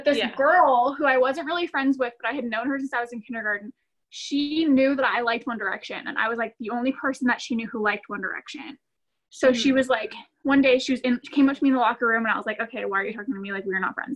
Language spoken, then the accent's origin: English; Cameron Park, California, United States; I'm from Cameron Park, which is in Northern California, outside of Sacramento